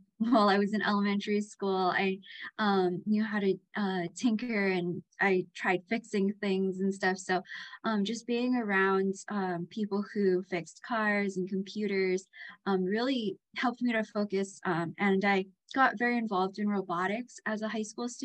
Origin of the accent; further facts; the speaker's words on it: Hilo, Hawaii, United States; I grew up on the Big Island of Hawaii. I grew up on the Hilo side